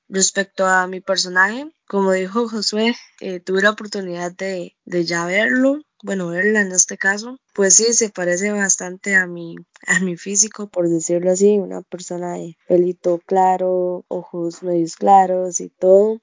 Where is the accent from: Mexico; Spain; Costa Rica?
Costa Rica; accent: tico (dragged R); como todo tico no los, la letra R no la pronunciamos